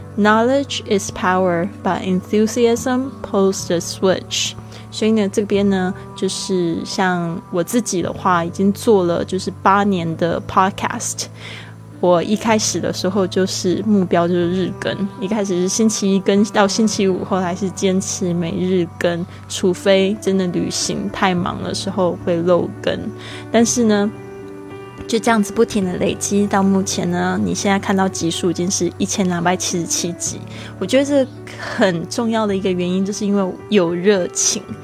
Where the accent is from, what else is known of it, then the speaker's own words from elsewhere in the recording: Kaohsiung, Taiwan; moved away; 我的老家高雄